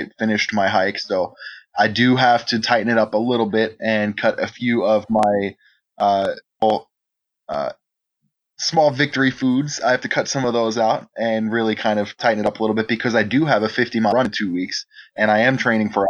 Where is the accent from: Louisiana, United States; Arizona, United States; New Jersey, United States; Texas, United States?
New Jersey, United States; moved away as an adult; also born or lived in Austin; I grew up in New Jersey